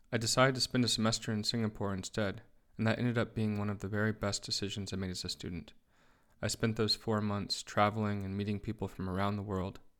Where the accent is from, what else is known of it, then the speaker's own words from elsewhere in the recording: United States; I grew up in the United States, and my interest in traveling and living abroad started at a very young age.